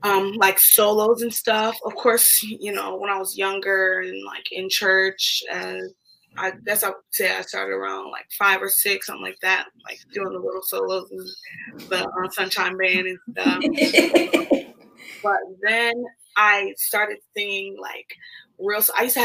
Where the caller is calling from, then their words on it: New Jersey, United States; I'm tuning in from New Jersey.